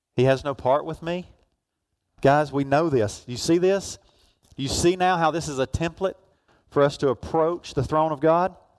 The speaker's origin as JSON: {"language": "English", "region": "Georgia", "country": "United States", "tie": "born or raised there", "said": "where I grew up down in Georgia"}